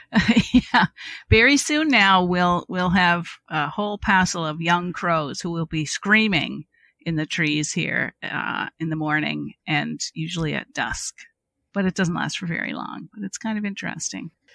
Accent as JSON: {"language": "English", "area": "Cape Breton", "region": "Nova Scotia", "country": "Canada", "said": "I am from Cape Breton, Nova Scotia, if the accent has not already given me away"}